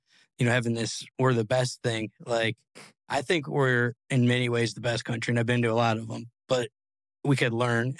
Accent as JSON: {"language": "English", "town": "Cleveland", "region": "Ohio", "country": "United States", "tie": "born or raised there", "moved": "yes", "lives_now": "Las Vegas, United States", "said": "I grew up in Cleveland"}